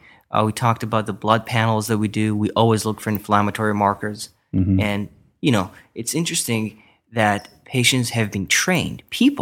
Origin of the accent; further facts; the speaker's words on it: Israel; moved away as an adult; now in Westlake Village, United States; I was born and raised in Israel, yep.